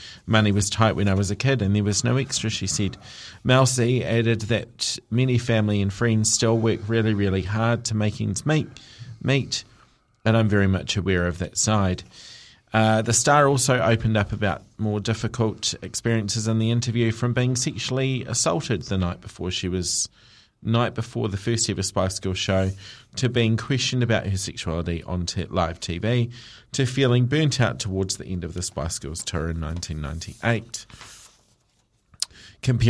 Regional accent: Liverpool, North West England, United Kingdom; I'm from Liverpool. It was a name that was not celebrated celebrated in that region.

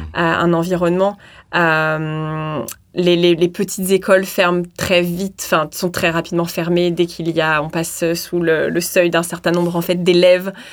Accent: Saint-Étienne, Auvergne-Rhône-Alpes, France; moved away as an adult; also born or lived in Lyon; now in Christchurch, New Zealand; Alors, moi, je suis de Saint-Étienne

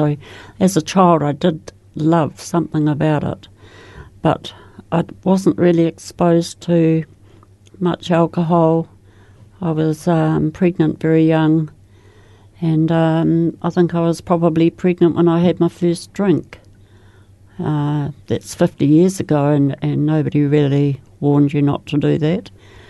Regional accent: Christchurch, Canterbury, New Zealand; born there; I was born in Christchurch, the oldest of six children.

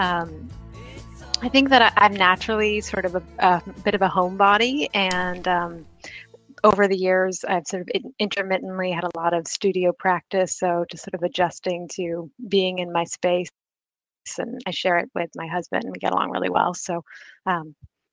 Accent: Vermont, United States; now in Dunedin, New Zealand; I grew up in Vermont and there's lots of mountains there.

